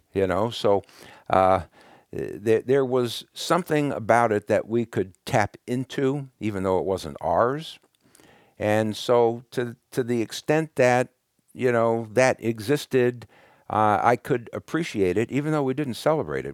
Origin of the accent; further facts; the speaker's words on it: Brooklyn, New York, United States; moved away; also born or lived in California; when I was a kid growing up in Brooklyn